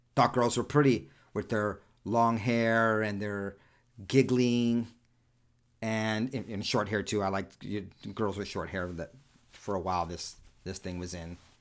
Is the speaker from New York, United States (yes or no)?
yes; New York City, New York, United States; first language Spanish; English is a second language; moved away; Born and raised primarily the first half of my childhood in and around Spanish Harlem, New York City